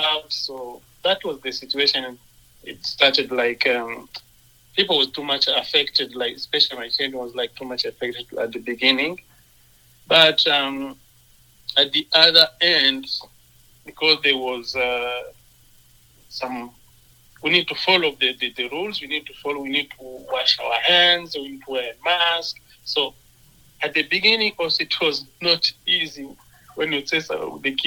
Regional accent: Goma, North Kivu, DR Congo; moved away as an adult; also born or lived in Sherbrooke, Quebec, Canada; now in Brooks, Canada; my hometown Goma

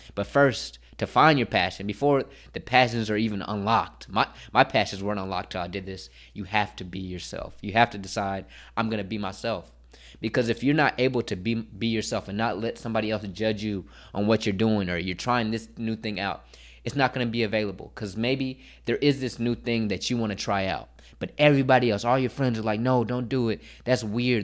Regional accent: Dallas, Texas, United States; moved away as an adult; now in Philadelphia, United States; I'm from Dallas, Texas, and I go to Philadelphia

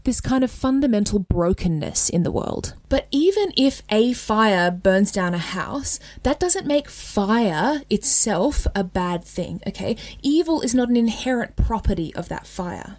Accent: Australia; accent: Australian; In my Australian accent

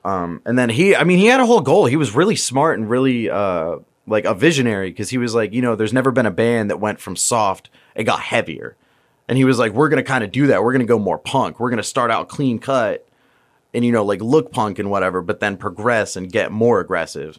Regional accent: Virginia, United States; moved away as an adult; also born or lived in Tampa, Florida; now in Florida, United States; we're from Virginia

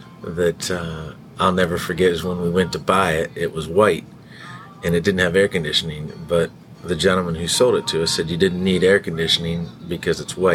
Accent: Northeastern Ohio, United States; moved away as an adult; also born or lived in New York City; now in Cincinnati, United States; I'm from Northeastern Ohio. I grew up there. My dad lived in New York City, so I spent a lot of time in New York City growing up in a small town, so kind of big town, little town, which I think is why I ended up in Cincinnati.

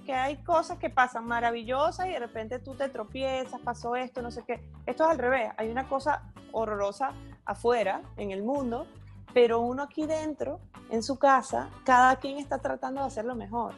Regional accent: Ciudad Guayana, Bolívar, Venezuela; moved away; also born or lived in Caracas; soy de Puerto Ordaz, aunque nací en Caracas, soy caraqueña de nacimiento, pero bueno, mi crianza fue toda en Puerto Ordaz

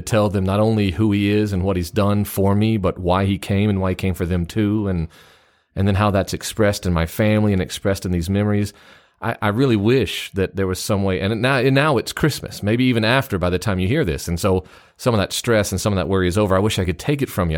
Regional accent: Memphis, Tennessee, United States; I grew up in Memphis, Tennessee

